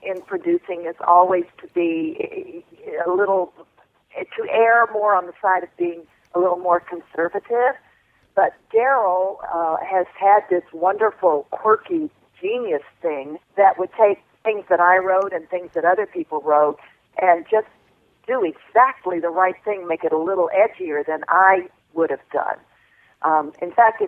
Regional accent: Alabama, United States; when I was 5 years old and growing up in Alabama

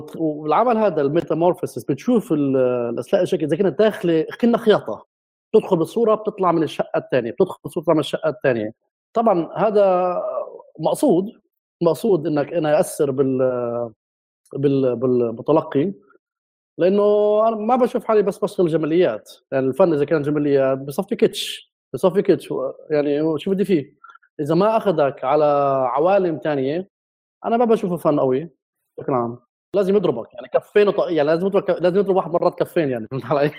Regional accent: Jerusalem, Palestine; moved away as an adult; also born or lived in London / Berlin; انا ابن القدس مع اني ابن البلد القديمه

